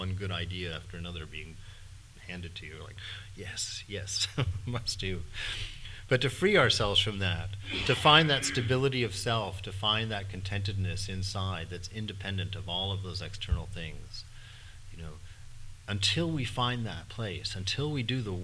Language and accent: English; United States; I'm an American.